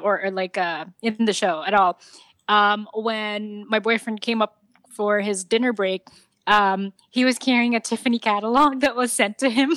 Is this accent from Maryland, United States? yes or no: no; New York, United States; as a New Yorker